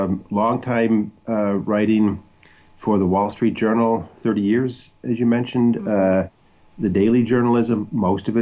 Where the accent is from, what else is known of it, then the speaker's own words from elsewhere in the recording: Crystal Lake, Illinois, United States; now in Washington, D.C., United States; I'm originally from Crystal Lake, Illinois, in northwest Illinois, northwest of Chicago, northern Illinois